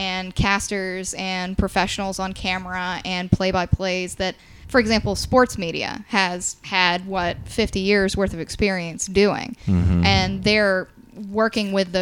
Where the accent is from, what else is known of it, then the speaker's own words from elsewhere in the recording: Savannah, Georgia, United States; now in Atlanta, United States; I'm actually from Savannah originally, so I'm very familiar with SCAD proper